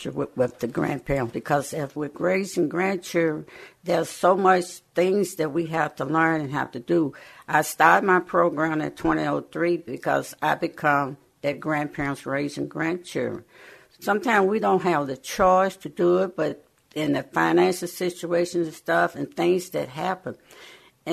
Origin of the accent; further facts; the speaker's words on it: the South, United States; moved away; I'm from the South. We were sharecropper.